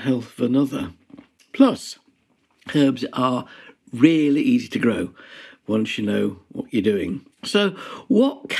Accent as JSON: {"language": "English", "town": "Ilkley", "region": "Yorkshire and the Humber", "country": "United Kingdom", "tie": "born or raised there", "said": "I grew up in Ilkley in the Yorkshire Dales in Wharfdale"}